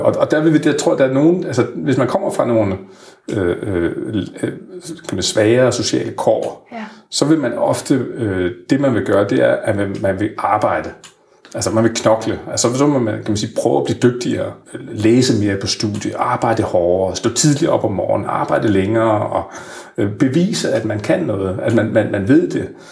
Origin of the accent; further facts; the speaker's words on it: Frederikshavn, North Denmark Region, Denmark; moved away; er jeg jo selv vokset op i, med en mor og far, der gik ud af, af 7. klasse. Jeg kommer fra Frederikshavn, helt op i Nordjylland